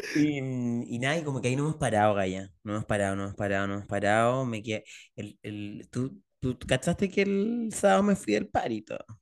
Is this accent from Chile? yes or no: yes; Chile; yo soy un hombre chileno